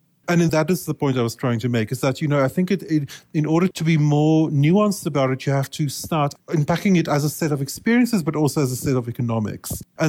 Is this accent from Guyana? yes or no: no; South Africa; moved away; also born or lived in Japan; because I'm South African